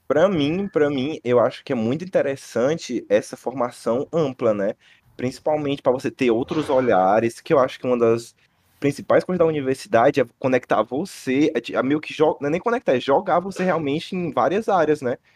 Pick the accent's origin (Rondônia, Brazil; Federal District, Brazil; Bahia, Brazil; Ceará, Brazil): Ceará, Brazil; Fortaleza; Nasci aqui, né, em Fortaleza